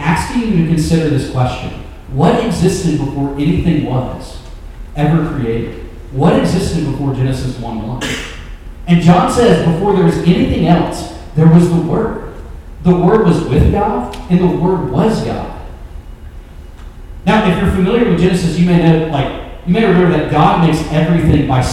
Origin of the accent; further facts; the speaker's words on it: Memphis, Tennessee, United States; I'm from Memphis